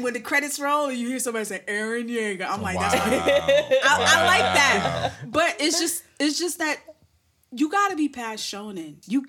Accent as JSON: {"language": "English", "town": "New York City", "region": "New York", "country": "United States", "said": "I'm from Brooklyn."}